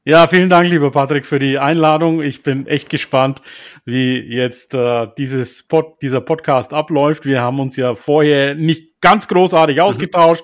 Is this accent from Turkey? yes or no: yes; Turkey; moved away; Türkei, meine Heimat